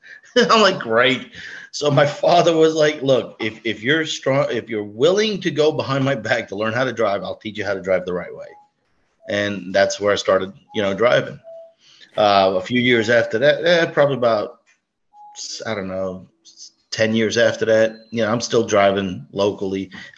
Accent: Brooklyn, New York, United States; moved away as an adult; now in Florida, United States; Well, I'm 50 years old, born and raised in Brooklyn, moved down to Florida when my father retired early. Been down south since I was 21.

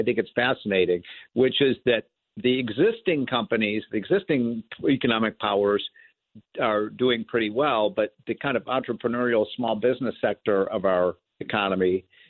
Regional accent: Illinois, United States; my home state of Illinois

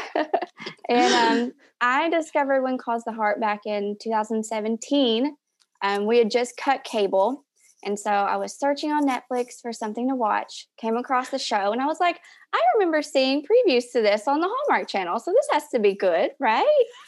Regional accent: Knoxville, Tennessee, United States; I'm from Knoxville, Tennessee

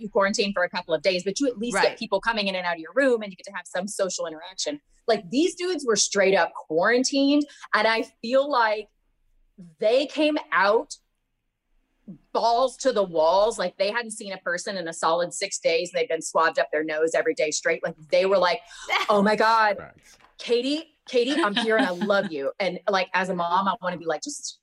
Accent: Georgia, United States; I am from the South. I'm from Georgia originally.

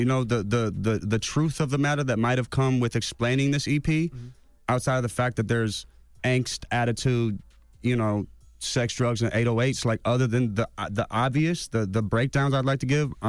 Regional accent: Cleveland, Ohio, United States; I'm from the Midwest. I'm from Cleveland. I grew up 3 hours away from Detroit. I'm a white boy who's in a predominantly black neighborhood

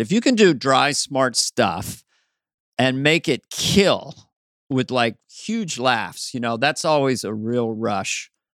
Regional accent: San Carlos, California, United States; also born or lived in Montana; from Montana, but I grew up in the peninsula, uh, San Carlos, ha, twenty miles south of San Francisco

